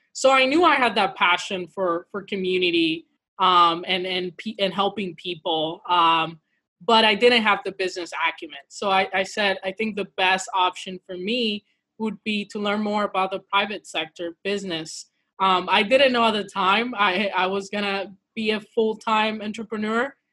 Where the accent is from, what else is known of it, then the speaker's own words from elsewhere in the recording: Midwest, United States; now in St. Louis, United States; Afro Latina uh, from, from the mi- Midwest. I'm quarantining currently from St. Louis, Missouri